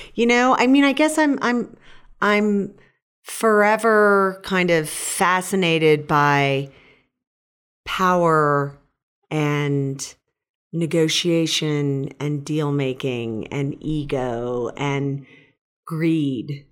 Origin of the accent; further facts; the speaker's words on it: Fresno, California, United States; I'm from Fresno. Mark and I went to the same high school